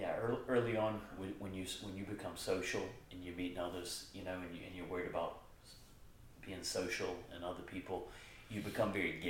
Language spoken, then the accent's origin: English; United States; I grew up here in America